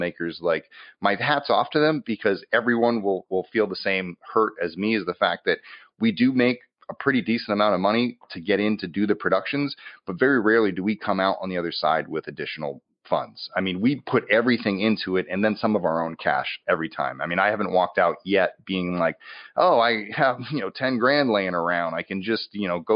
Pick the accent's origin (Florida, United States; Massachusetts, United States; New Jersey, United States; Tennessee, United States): Massachusetts, United States; now in Los Angeles, United States; I'm from Massachusetts. I mostly spent most of my time in New England when I was there. I moved out to LA.